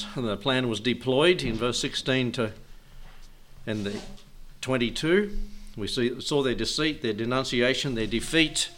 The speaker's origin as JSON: {"language": "English", "country": "Australia", "said": "as an Australian"}